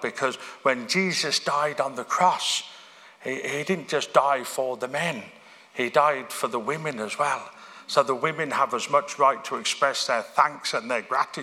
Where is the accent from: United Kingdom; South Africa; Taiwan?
United Kingdom; Birmingham, West Midlands; moved away; church I grew up in Birmingham